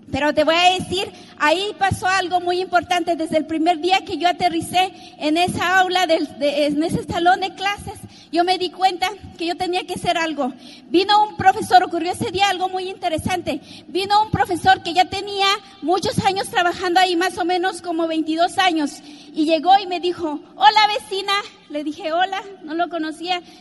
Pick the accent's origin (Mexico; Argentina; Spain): Mexico; born or raised there